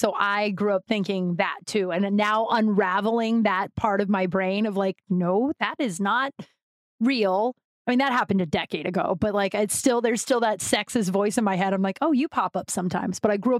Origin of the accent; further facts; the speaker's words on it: Colorado, United States; I grew up in Colorado around a lot of those ducks.